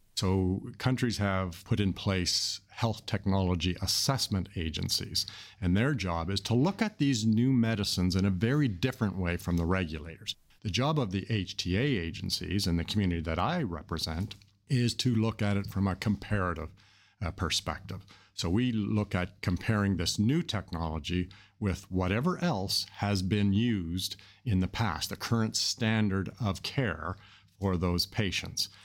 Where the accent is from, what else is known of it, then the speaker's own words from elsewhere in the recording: Canada; I'm from Canada